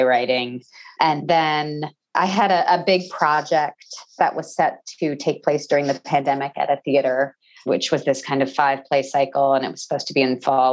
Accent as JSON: {"language": "English", "region": "New Jersey", "country": "United States", "tie": "born or raised there", "also_born_or_lived": "Texas / New York", "said": "I grew up in New Jersey."}